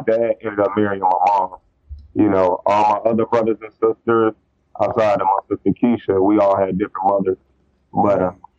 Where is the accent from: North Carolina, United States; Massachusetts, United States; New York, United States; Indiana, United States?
Indiana, United States; East Chicago; I grew up in East Chicago, Indiana. It's literally we're on the Illinois-Indiana border. I can walk to Chicago from some parts of my city.